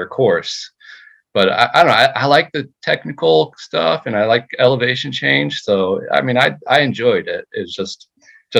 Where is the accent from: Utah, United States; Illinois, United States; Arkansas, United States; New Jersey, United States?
New Jersey, United States; I'm from New Jersey